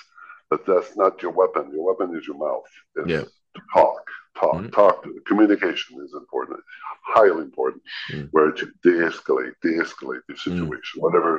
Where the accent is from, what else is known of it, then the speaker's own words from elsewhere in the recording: Georgetown, Ontario, Canada; born there; I was born in Ontario.